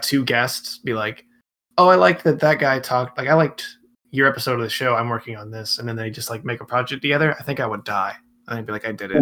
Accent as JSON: {"language": "English", "town": "Atlanta", "region": "Georgia", "country": "United States", "moved": "as an adult", "lives_now": "Orlando, United States", "said": "I'm from Atlanta"}